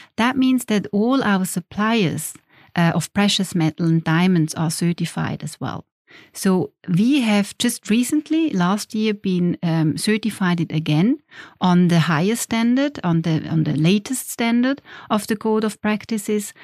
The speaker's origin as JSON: {"language": "English", "region": "Schaffhausen", "country": "Switzerland", "tie": "born or raised there", "moved": "as an adult", "said": "I grew up in Schaffhausen."}